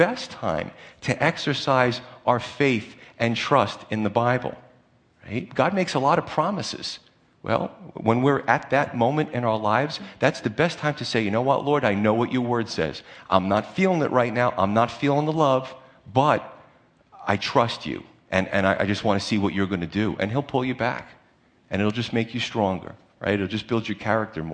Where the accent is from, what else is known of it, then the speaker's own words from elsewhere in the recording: United States; We're just American Christians